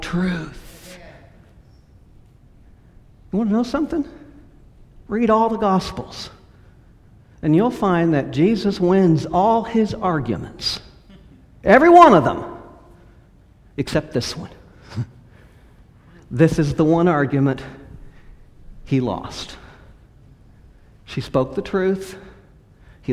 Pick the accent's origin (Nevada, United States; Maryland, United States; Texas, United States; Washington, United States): Texas, United States; West; also born or lived in California / Lubbock, Texas; now in Houston, United States; I grew up in partly in West Texas, where my family was, some in California